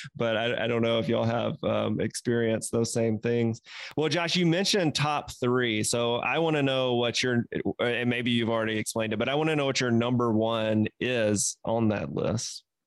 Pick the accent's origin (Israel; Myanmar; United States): United States; the South; growing up in the South